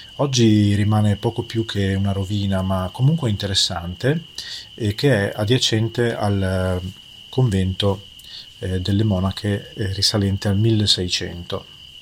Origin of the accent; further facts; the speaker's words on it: Emilia-Romagna, Italy; me che vengo dall'Emilia Romagna